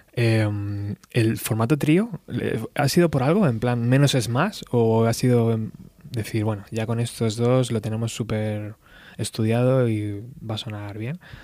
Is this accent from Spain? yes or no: yes; Spain; also born or lived in Extremadura / Madrid; yo soy medio extremeño, medio madrileño